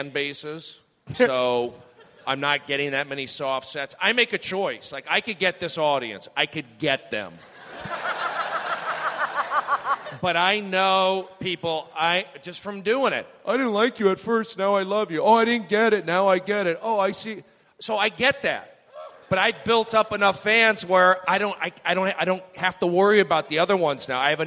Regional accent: Los Angeles, California, United States; I'm from Los Angeles. I grew up there.

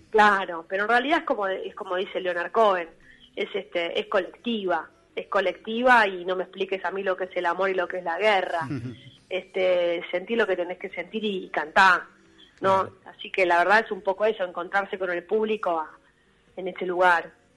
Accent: Buenos Aires, Argentina; somos todos de Buenos Aires, pero de capital

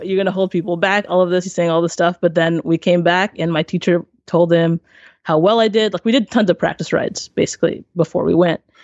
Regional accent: Maryland, United States; I am from Maryland, over on the East Coast, and my family is from Haiti.

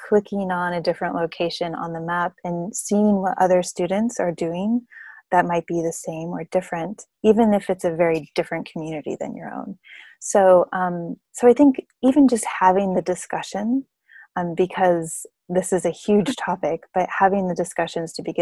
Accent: United States; I'm an American

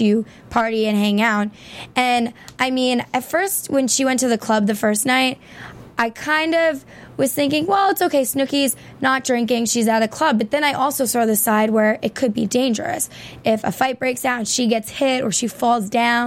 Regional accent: Long Island, New York, United States; I'm from Long Island and we're separated from New York technically

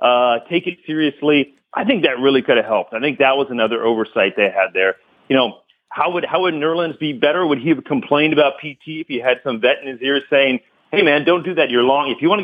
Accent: Bay Area, California, United States; I grew up in the Bay Area as a Warriors fan

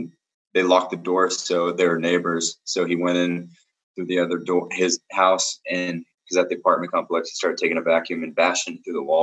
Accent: Seattle, Washington, United States; moved away as an adult; also born or lived in Arizona; now in Atlanta, United States; I was born in Arizona. even though I moved to Seattle when I was like super young

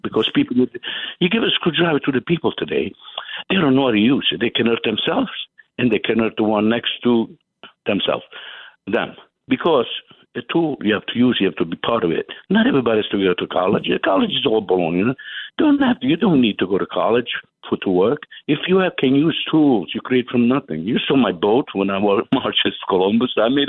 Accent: Italy; English is a second language; now in United States; When I came from Italy, I went to women in school to pick up, and that's what made me pick up English

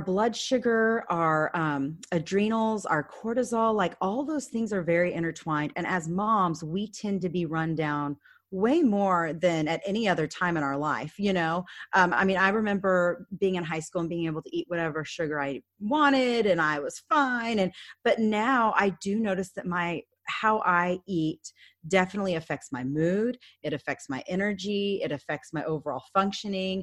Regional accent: Dallas, Texas, United States; that happened in my hometown.

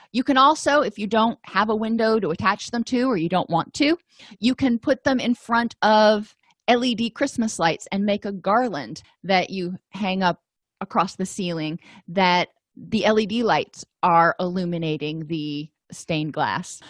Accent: Florida, United States; I grew up in Florida

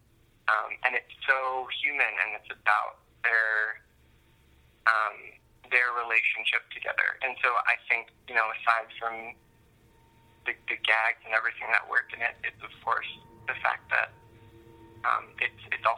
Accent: New York, United States; moved away as an adult; now in Los Angeles, United States; I'd only ever grown up in New York, and I grew up in Manhattan on Long Island

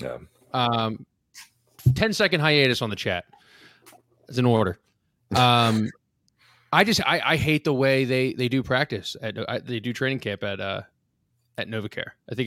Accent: Pennsylvania, United States; When we grew up in Lehigh and going all down there

